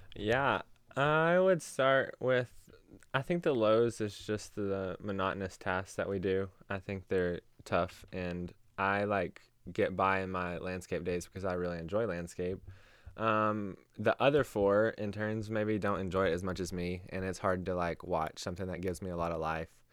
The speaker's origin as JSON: {"language": "English", "town": "Knoxville", "region": "Tennessee", "country": "United States", "said": "I am from Knoxville, Tennessee"}